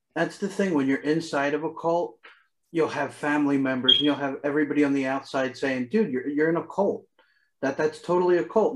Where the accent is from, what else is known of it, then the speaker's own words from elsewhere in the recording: Philadelphia, Pennsylvania, United States; I grew up in Philadelphia, it's very multicultural here